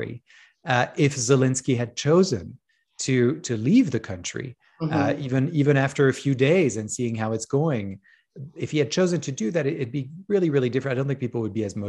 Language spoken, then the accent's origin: English; France; moved away; I grew up in France